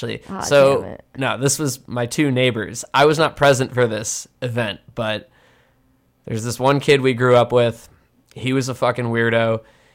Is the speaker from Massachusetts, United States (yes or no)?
yes; Massachusetts, United States; I'm from Massachusetts.